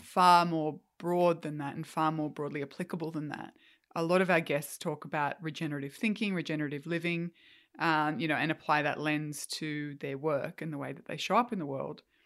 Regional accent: Australia

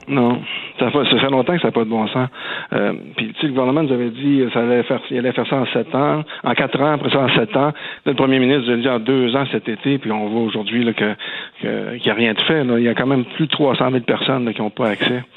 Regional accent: rural Quebec village, Canada; dans mon village natal

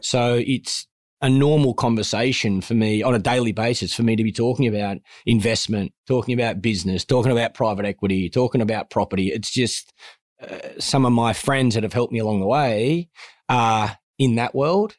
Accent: Liverpool, New South Wales, Australia; growing up in Liverpool, I earned $168 a week working at Kings Road Sports Centre

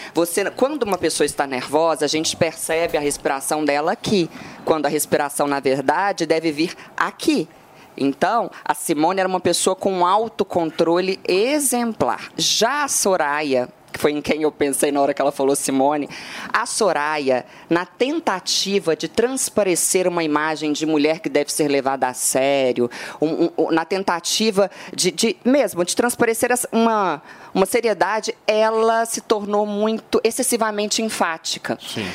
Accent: Minas Gerais, Brazil; eu que sou mineira

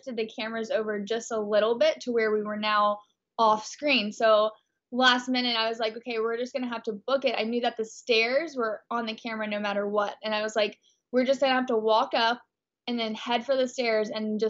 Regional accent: Texas, United States; moved away as an adult; now in Los Angeles, United States; I'm from a really, really conservative small town in Texas

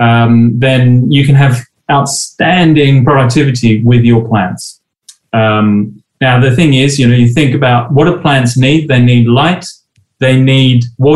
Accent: Australia; moved away; When I was a kid growing up in Australia

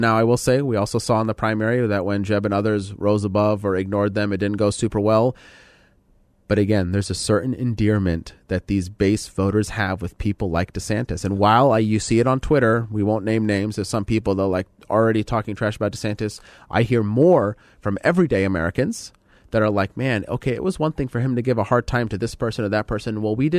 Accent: Lebanon; So if you're Middle Eastern like me, I'm from Lebanon, as we talked about

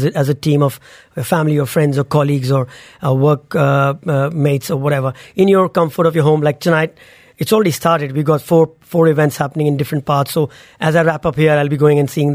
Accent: India; moved away; when we grew up in India, Diwali meant celebration

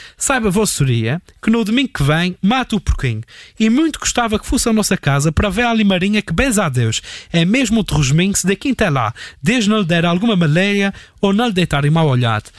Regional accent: Azores, Portugal; accent: Azorean; sou dos Açores

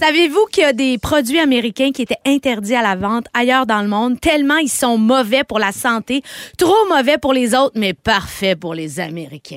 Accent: Quebec, Canada; Je me considère comme une Québécoise

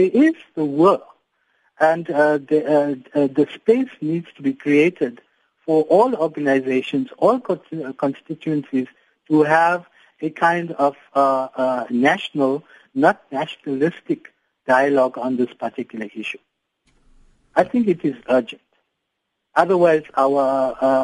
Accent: South Africa; to be proudly South African

